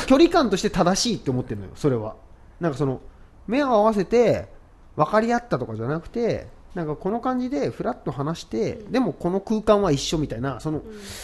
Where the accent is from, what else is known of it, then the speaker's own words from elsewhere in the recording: Tokyo, Japan; 東京生まれで育ってきた僕ら